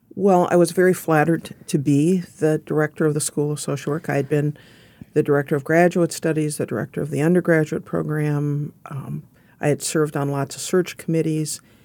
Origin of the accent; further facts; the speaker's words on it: Fargo, North Dakota, United States; moved away; I grew up in Fargo, North Dakota, which at that time was a small town